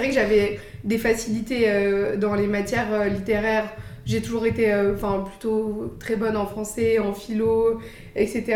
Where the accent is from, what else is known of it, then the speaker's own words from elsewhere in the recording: Paris, Île-de-France, France; moved away as an adult; also born or lived in Luxembourg; now in San Francisco, United States; je suis née, j'ai grandi à Paris, j'ai fait mes études là-bas.